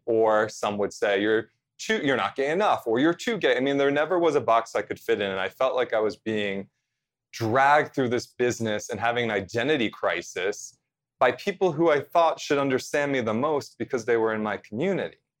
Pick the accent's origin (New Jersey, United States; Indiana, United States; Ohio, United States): New Jersey, United States; central; I grew up in central New Jersey, about forty-five minutes, you know, drive to New York City